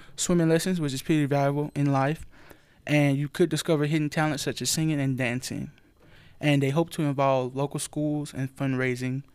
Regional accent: Linden, Alabama, United States; Linden, Alabama. That's my hometown

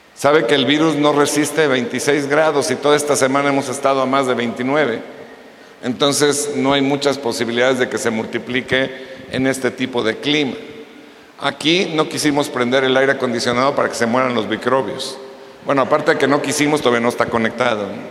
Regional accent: Mexico; nosotros, los mexicanos

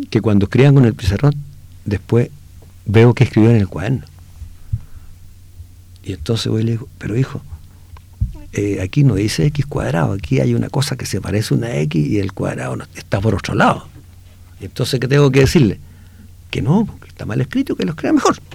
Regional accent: Inca de Oro, Atacama, Chile; also born or lived in Copiapó; yo nací en Inca de Oro.

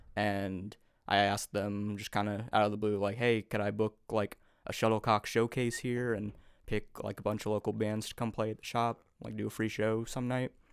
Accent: Overland Park, Kansas, United States; now in Kansas City, United States; I grew up in Overland Park. I went to Olathe schools, and I moved to the city, uh, a couple years ago now

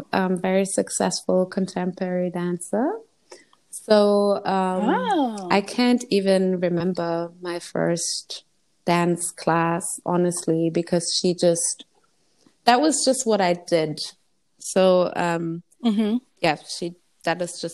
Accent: Germany; I was born and raised in Germany

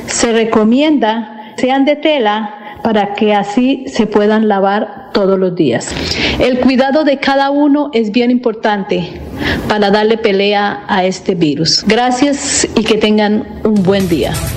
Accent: Santander, Colombia; moved away as an adult; also born or lived in Puerto Rico; now in Texas, United States; atleta santandereana que salió de Colombia con una beca para adelantar estudios en Puerto Rico y que ahora vivo en Texas, Estados Unidos

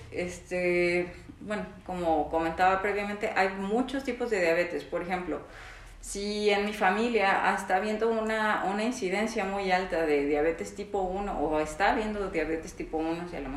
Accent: Mexico; si mis papás, por ejemplo, tuvieron diabetes tipo 2 y aparte soy mexicano, este, tengo mayor predisposición a tener

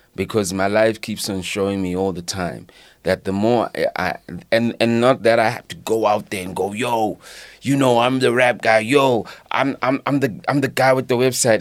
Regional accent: Leondale, Gauteng, South Africa; also born or lived in Katlehong; my teenagers were in Leondale, the East Rand

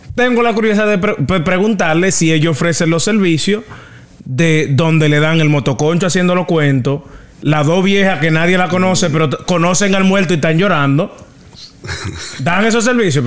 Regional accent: Dominican Republic; eso que quizás nos, identifique como dominicanos

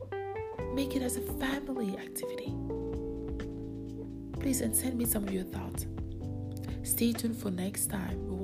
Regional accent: Calgary, Alberta, Canada; I'm from Calgary

